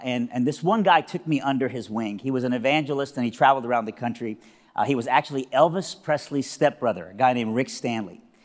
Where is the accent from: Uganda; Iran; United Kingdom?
Iran; now in Nashville, United States; I am originally from Iran, but now I live in Nashville, Tennessee, all right? And so I'm a, I'm a southerner, and, but even when I was in Iran, I was from South Iran